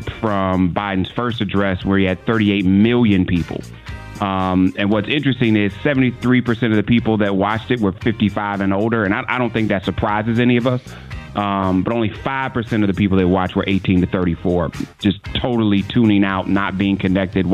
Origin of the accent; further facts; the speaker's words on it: Cleveland, Ohio, United States; I'm from Cleveland